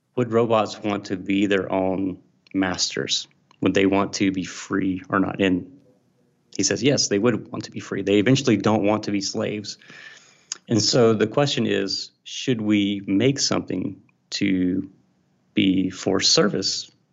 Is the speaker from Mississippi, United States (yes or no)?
yes; Mississippi, United States; I'm from Mississippi, and I'm a Southern boy, uh, grew up here